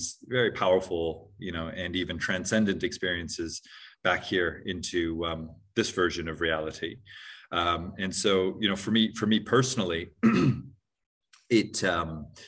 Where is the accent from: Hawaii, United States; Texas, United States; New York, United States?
Hawaii, United States; moved away as an adult; also born or lived in New Zealand / Hong Kong; I grew up in Hawaii with quite spiritual parents